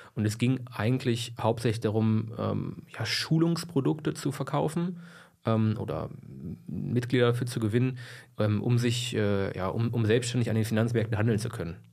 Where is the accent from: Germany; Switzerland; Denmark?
Germany; Braunschweig, Lower Saxony; also born or lived in Helmstedt; ich komme aus Braunschweig, bin geboren in Helmstedt